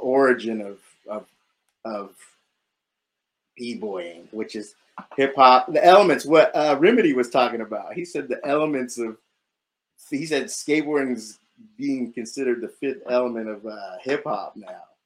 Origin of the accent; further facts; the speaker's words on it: San Diego, California, United States; moved away as an adult; now in New York City, United States; It was normal, I guess, normal childhood, suburb of San Diego